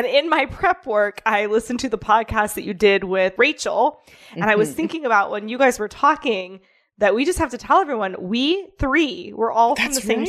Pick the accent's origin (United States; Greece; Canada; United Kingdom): United States; Midwest; I grew up poor in the Midwest.